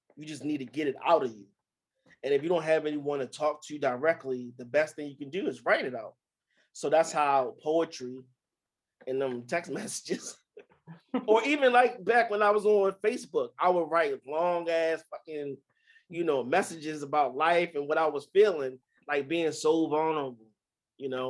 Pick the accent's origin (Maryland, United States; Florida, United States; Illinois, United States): Maryland, United States; Baltimore; growing up in Baltimore